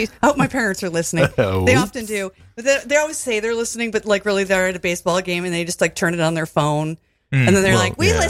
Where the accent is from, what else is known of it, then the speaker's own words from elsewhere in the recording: Toledo, Ohio, United States; now in Brooklyn, United States; I'm from Toledo, and I went to Bowling Green